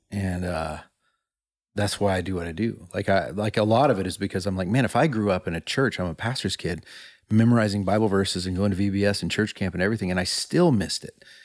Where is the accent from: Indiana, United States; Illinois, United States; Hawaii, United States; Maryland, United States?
Illinois, United States; moved away; I went home to Illinois, uh, to my hometown a few years ago.